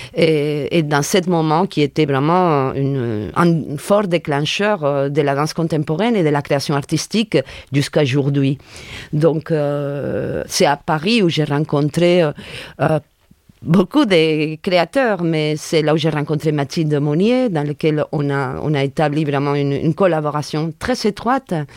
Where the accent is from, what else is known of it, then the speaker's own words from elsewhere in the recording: Sagunto, Valencian Community, Spain; French is a second language; now in France; Je suis originaire euh, de des Puerto de Sagunto, un port de mer, à 20 km de Valencia, en Espagne.